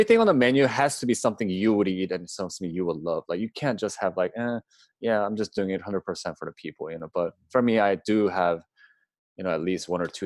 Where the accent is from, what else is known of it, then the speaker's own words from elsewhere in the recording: Baltimore, Maryland, United States; I grew up in Baltimore